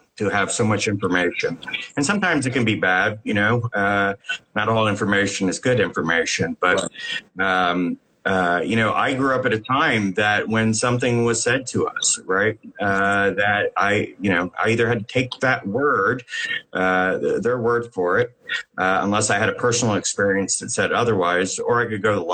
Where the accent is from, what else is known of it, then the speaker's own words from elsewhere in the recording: Cincinnati, Ohio, United States; now in Los Angeles, United States; I came from the Midwest. I live in Los Angeles now, but I came from the outskirts of Cincinnati is where I grew up